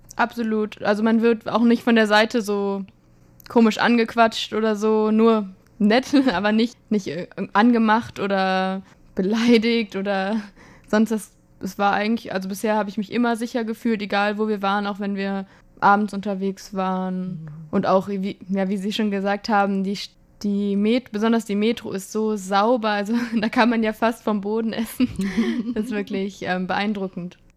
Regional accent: Frankfurt, Hesse, Germany; also ich komme ja aus Frankfurt

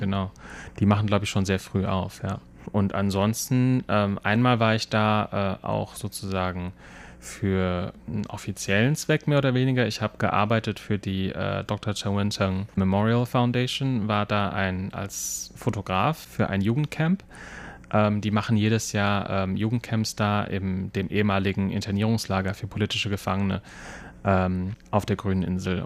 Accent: Germany; now in Taiwan; bei uns in Deutschland

